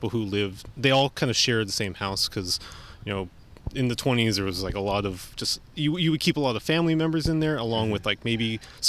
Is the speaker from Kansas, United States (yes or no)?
no; San Francisco, California, United States; I'm someone who was born and raised here in San Francisco.